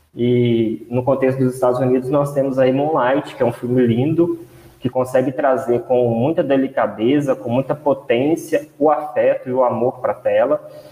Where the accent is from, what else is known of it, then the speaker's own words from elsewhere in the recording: Brazil; nós ainda, enquanto brasileiros